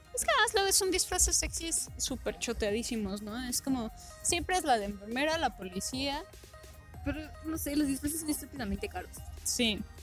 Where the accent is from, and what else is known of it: Mexico